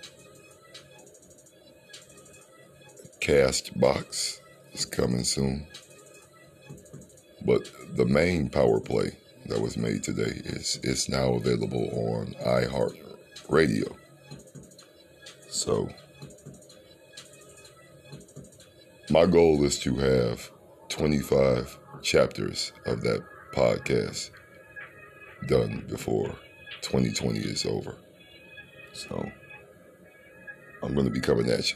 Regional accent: Cleveland, Ohio, United States; I'm from Cleveland, Ohio

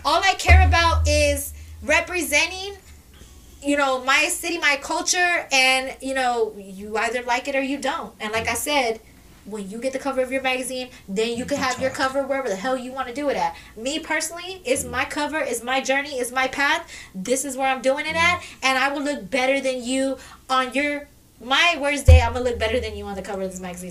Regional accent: Kirby, Texas, United States; I grew up at, at in Kirby. I grew up at Sunrise. I grew up in Candlewood. That's where I grew up at.

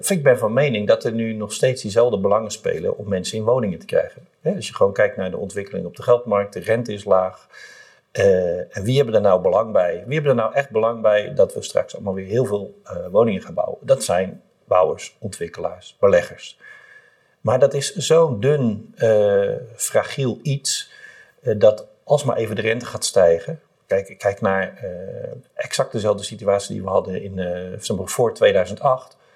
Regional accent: Rotterdam, South Holland, Netherlands; En het is gewoon superleuk om te roepen, ik ben een Rotterdammer of ik ben Feyenoorder.

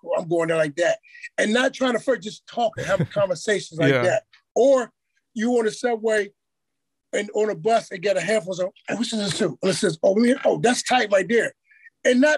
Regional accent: East Coast, United States; moved away; I'm from the East Coast

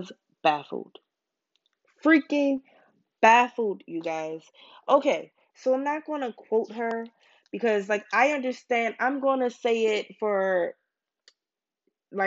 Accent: Baltimore, Maryland, United States; now in Pennsylvania, United States; I'm from Baltimore

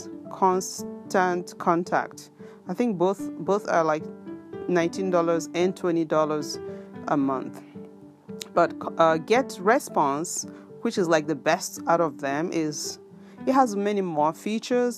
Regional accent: Biafra land, South East Nigeria, Nigeria; now in Japan; where I come from Biafra land

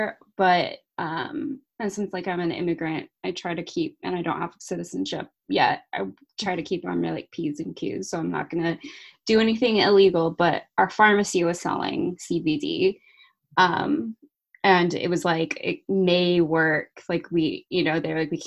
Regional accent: California, United States; now in England; I grew up in California

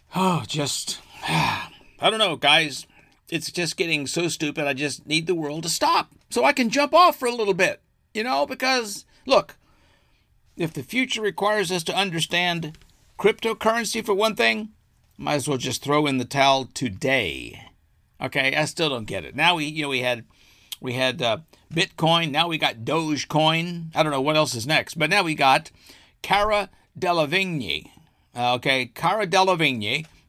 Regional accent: Arkansas, United States; my home state of Arkansas.

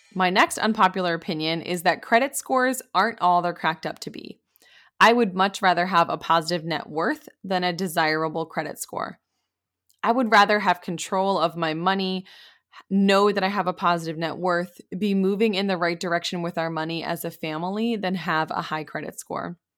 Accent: Maine, United States; moved away as an adult; also born or lived in Pennsylvania; I grew up in Maine

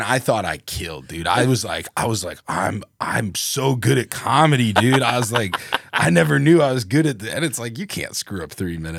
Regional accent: Cedar Rapids, Iowa, United States; moved away as an adult; also born or lived in Las Vegas, Nevada; I'm from Cedar Rapids.

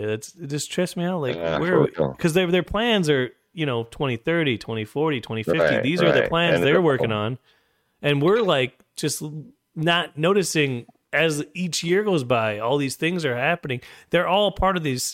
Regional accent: United States; I'm American, and I love God

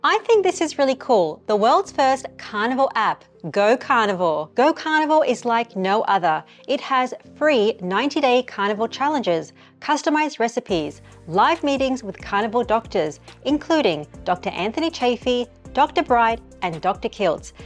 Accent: India; I'm Indian

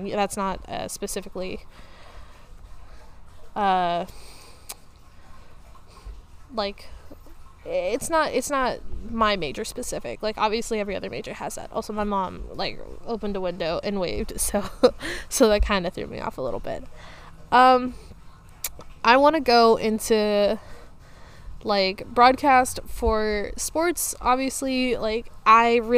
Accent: Houston, Texas, United States; also born or lived in Plano, Texas; Grew up in Houston. Went to school in Houston

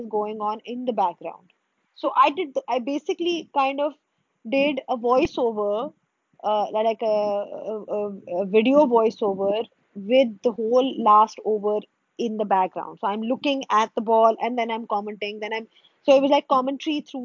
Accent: Pakistan; as a Pakistani

